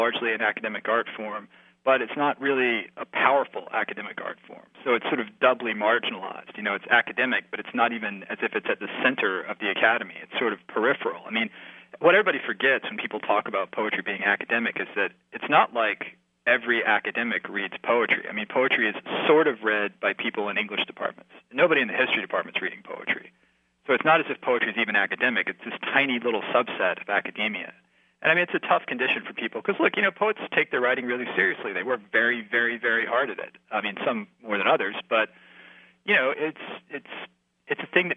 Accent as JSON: {"language": "English", "town": "Columbia", "region": "South Carolina", "country": "United States", "tie": "born or raised there", "said": "I grew up in South Carolina, in Columbia"}